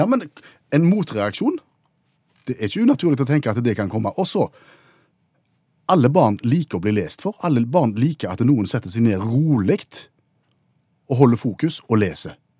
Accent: Haugesund, Rogaland, Norway; min hjemby, for eksempel, Haugesund.

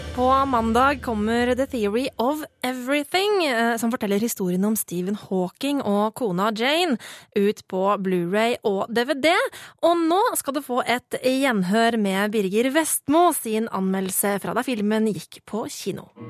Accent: Bærum, Akershus, Norway; Eh, jeg kommer fra, fra Bærum

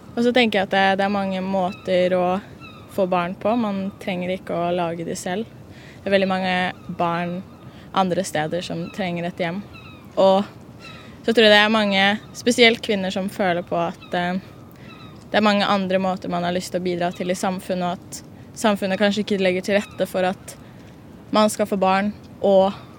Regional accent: Oslo, Norway; jeg er fra Oslo

